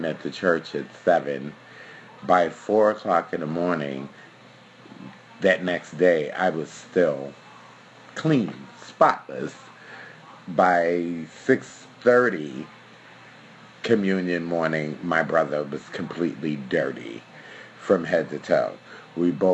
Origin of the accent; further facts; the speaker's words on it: New York City, New York, United States; also born or lived in Park Slope, Brooklyn; Then I moved to Bushwick as a child, which was a wonderful and family-oriented place.